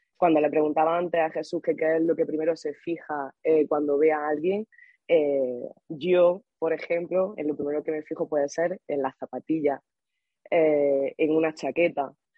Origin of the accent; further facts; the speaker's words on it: Granada, Andalusia, Spain; moved away as an adult; now in Madrid, Spain; yo vengo de Granada y Granada es una ciudad pequeñita